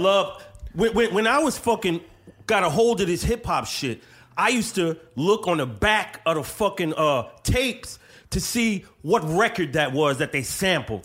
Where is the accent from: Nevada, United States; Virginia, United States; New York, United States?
New York, United States; New York City; now in Bronx, United States; I'm from Brooklyn